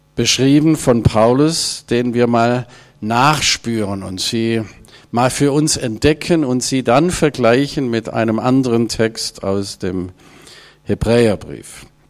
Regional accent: Ravensburg, Baden-Württemberg, Germany; moved away as an adult; now in Hanover area, Germany; Ich komme ursprünglich aus Ravensburg, aus dieser Gegend, Oberschwaben, bin da aufgewachsen und habe über 60 Jahre meines Lebens dort verbracht

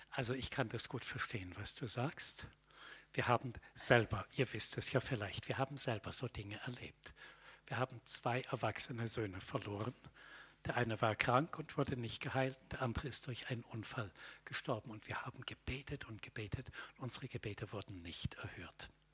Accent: Middle Franconia, Bavaria, Germany; Ich bin aufgewachsen in Mittelfranken in einem Dorf.

